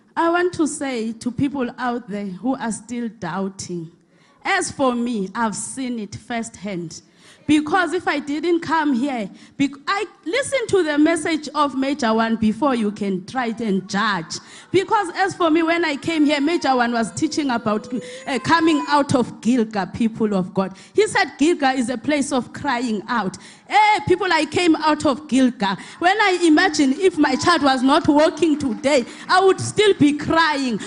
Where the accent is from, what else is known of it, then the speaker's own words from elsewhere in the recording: Eastern Cape, South Africa; now in Johannesburg, South Africa; I'm from Eastern Cape, but I stay here in Johannesburg.